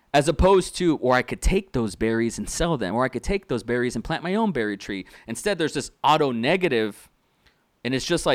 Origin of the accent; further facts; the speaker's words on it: Austin, Texas, United States; also born or lived in Tulsa / Dallas / McAllen; It's my real name. I'm from Austin, Texas. I was born in Tulsa, but I moved to Dallas, and I lived in the Valley. You know, McAllen, Harlingen, Brownsville, South Padre Island there, and you know, I grew up in a Hispanic.